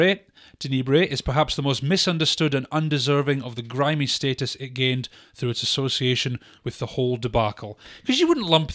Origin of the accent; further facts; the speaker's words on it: United Kingdom; because we are the British.